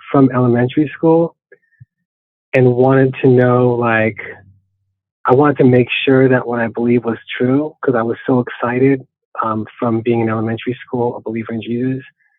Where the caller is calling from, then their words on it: San Jose, California, United States; I'm in the city of San Jose, California.